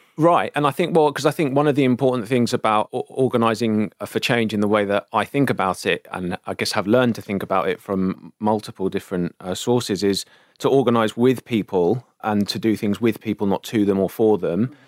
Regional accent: London, United Kingdom; growing up in South London

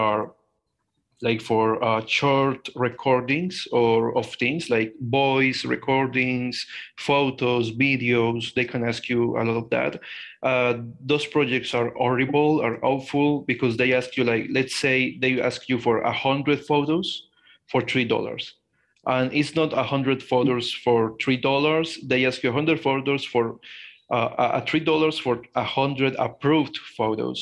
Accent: Colombia; I am a Colombian guy. I am 23 years old. I was born and grown in Colombia

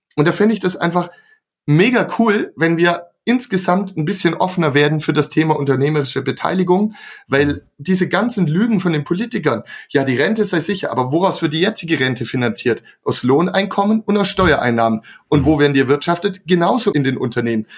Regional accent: Swabia, Germany; ich komme auch aus dem Schwabenland

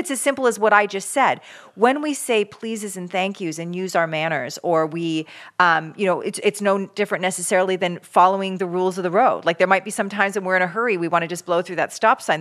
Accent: Canada; now in California, United States; as a Canadian

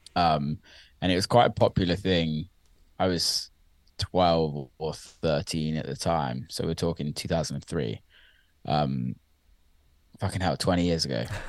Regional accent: Somerset, South West England, United Kingdom; I grew up in around the county of Somerset in the U K, which I always say I'm from Bristol 'cause it's just easier to explain that to people that aren't from the U K.

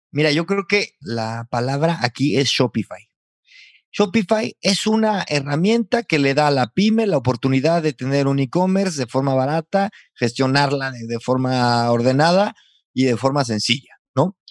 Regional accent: San Luis Potosí, Mexico; now in Valladolid, Spain; Potosino, viviendo en Valladolid, España

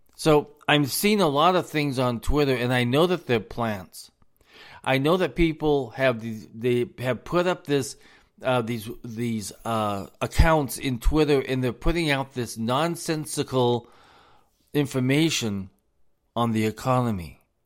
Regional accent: United States; us as the American people

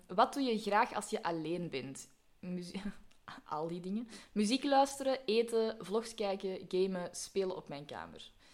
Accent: Belgium

